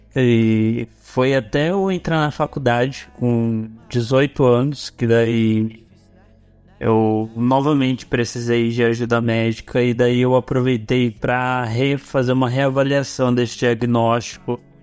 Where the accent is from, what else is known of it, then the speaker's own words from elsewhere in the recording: Arapongas, Paraná, Brazil; eu voltei para minha cidade natal